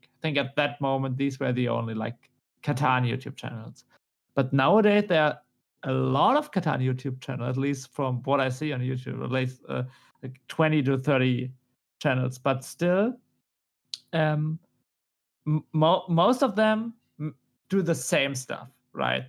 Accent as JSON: {"language": "English", "country": "Germany", "accent": "German", "said": "my German accent?"}